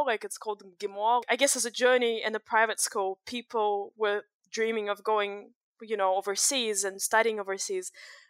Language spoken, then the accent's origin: English; Russia; I grew up in Russia. It was pretty interesting because I went to public school for the most part of my life, and like public schools in Russia are not the same as public schools in New Zealand